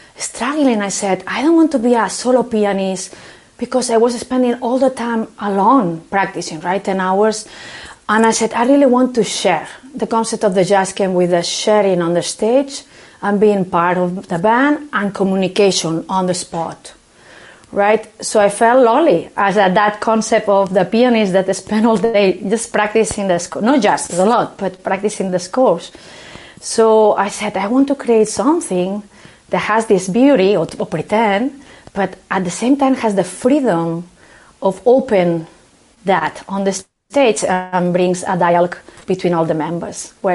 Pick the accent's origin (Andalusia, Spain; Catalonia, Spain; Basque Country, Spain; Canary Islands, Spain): Catalonia, Spain; Barcelona; English is a second language; moved away as an adult; now in Boston, United States; I am from Barcelona and I was raised in a family that the flamenco was very